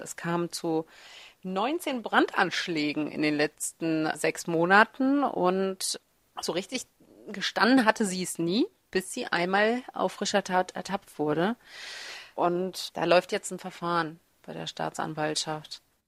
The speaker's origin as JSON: {"language": "German", "country": "Germany", "tie": "born or raised there", "also_born_or_lived": "Kazakhstan", "said": "Ich komme ja gebürtig aus Kasachstan. Ich bin mit sieben Jahren nach Deutschland gekommen"}